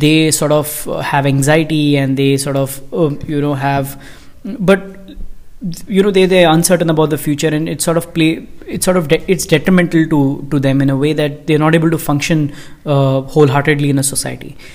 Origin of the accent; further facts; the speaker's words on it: India; I am from India